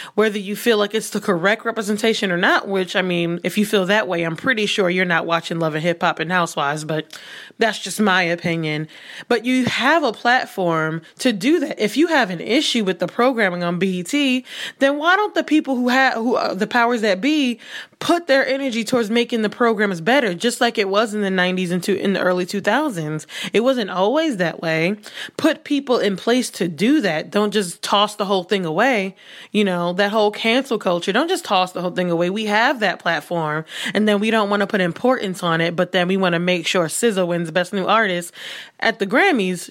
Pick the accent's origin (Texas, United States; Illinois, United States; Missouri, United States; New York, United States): New York, United States; New York City; somebody who grew up, born and raised in New York City